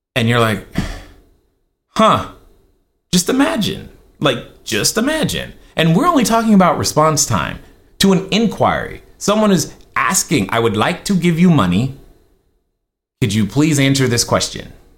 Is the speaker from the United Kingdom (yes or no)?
no; Germany; now in Laguna Hills, United States; I grew up in Germany